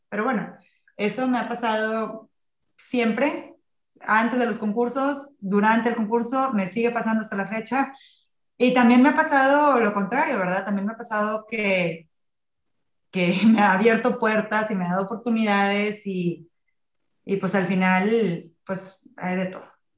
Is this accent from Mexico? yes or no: yes; Tampico, Tamaulipas, Mexico; moved away; yo soy de Tampico, vivía en Tampico